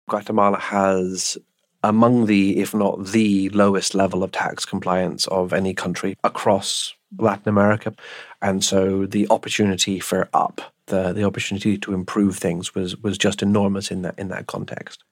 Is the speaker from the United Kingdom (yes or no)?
yes; United Kingdom; we're British, so we don't have electrified rooms